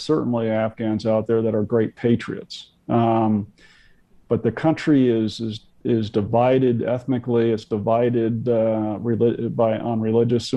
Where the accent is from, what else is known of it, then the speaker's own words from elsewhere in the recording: United States; being an American